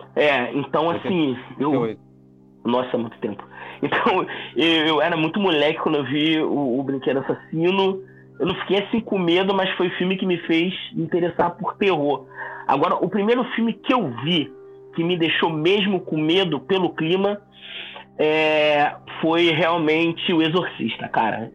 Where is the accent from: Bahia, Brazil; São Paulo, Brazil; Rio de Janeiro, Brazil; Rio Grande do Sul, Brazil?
Rio de Janeiro, Brazil; São Gonçalo; eu nasci e cresci em São Gonçalo